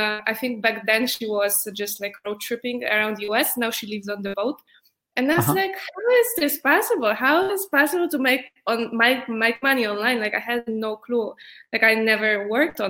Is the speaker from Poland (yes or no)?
yes; Poland; moved away as an adult; also born or lived in New York; I'm from Poland, and four years ago, I moved to New York